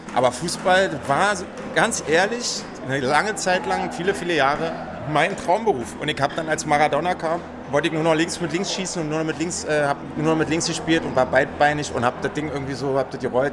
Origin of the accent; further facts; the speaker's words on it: Berlin, Germany; also born or lived in Köpenick, Berlin; ich bin Marsdorfer